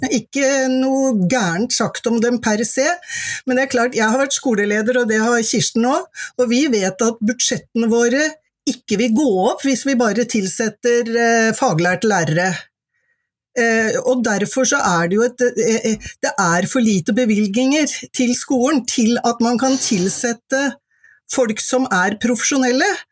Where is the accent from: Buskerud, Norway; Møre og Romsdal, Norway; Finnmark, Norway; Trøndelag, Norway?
Buskerud, Norway; Mjøndalen; Jeg er fra Mjøndalen, og det var ikke så mange der som tok høyere utdanning